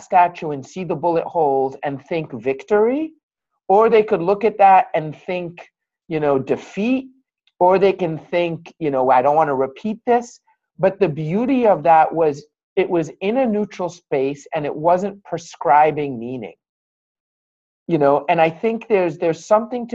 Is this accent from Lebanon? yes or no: yes; Beirut, Beirut Governorate, Lebanon; now in United States; I grew up Christian in Lebanon